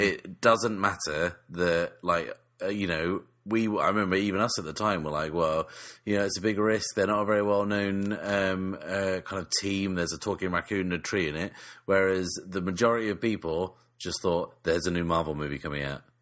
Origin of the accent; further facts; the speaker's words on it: England, United Kingdom; we're still English.